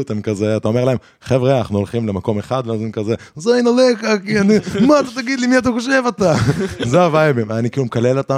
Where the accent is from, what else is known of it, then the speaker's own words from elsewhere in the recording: Jerusalem, Jerusalem District, Israel; לא, היתרון שלי שאני, כאילו, בגלל שגדלתי בירושלים